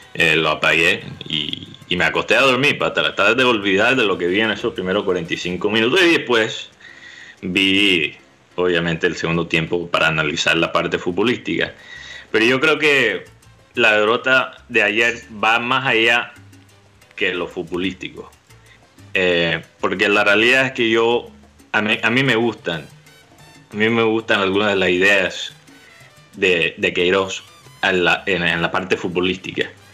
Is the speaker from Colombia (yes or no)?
yes; Colombia; aquí en Colombia